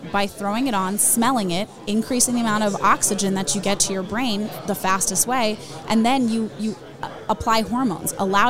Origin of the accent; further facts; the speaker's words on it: Tampa, Florida, United States; also born or lived in Peru; I'm from Tampa.